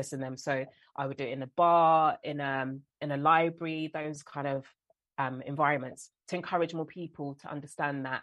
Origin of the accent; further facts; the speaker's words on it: London, United Kingdom; I'm born and raised in South London. This is the accent, this is my voice